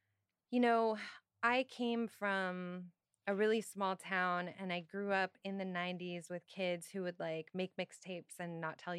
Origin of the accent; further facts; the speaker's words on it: Stratford, Ontario, Canada; now in Toronto, Canada; until I was 16. I left home and moved to the city, to Toronto. But I was born in, well, technically I was born in Stratford.